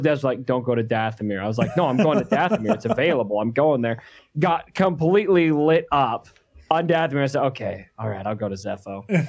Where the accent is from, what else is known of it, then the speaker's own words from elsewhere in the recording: Arizona, United States; we're both from Arizona.